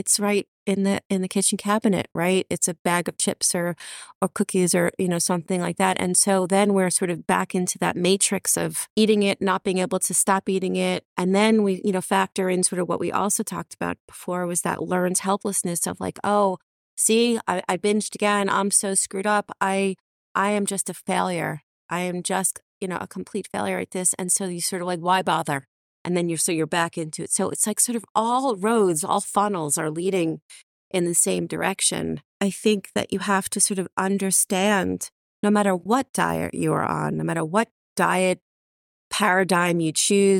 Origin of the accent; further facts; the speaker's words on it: New York, United States; And, you know, I grew up outside of New York City.